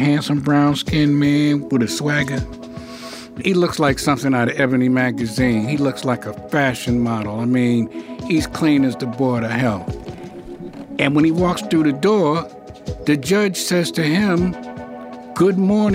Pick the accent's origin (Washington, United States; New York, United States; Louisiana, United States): New York, United States; New York City; moved away; I'm from New York. You know, I grew up in Harlem.